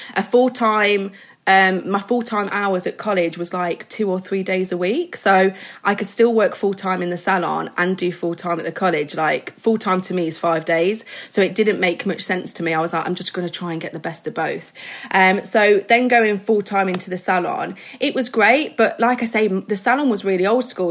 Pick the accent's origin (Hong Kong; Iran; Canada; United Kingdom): United Kingdom; Midlands; I'm from the Midlands, so I'm from a small little town